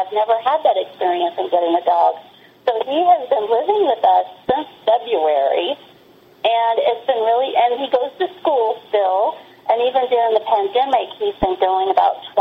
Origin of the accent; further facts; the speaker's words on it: the South, United States; I grew up in the South